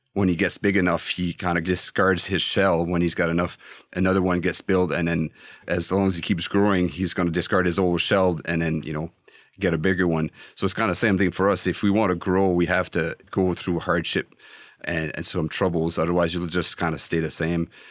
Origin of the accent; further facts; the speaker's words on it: Canada; as a Canadian